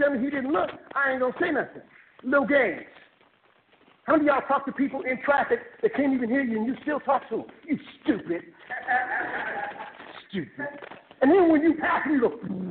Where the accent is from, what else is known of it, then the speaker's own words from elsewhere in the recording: Fresno, California, United States; I was born in Fresno